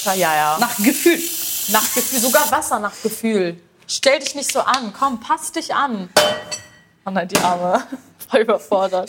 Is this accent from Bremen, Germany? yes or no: yes; Bremen, Germany; ich komme aus Bremen